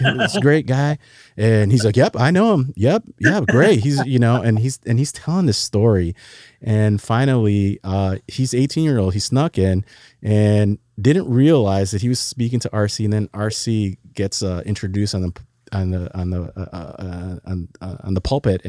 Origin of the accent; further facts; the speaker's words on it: Chicago, Illinois, United States; now in Texas, United States; I'm from Chicago, born and bred there. And until God sovereignly brought me to Texas down here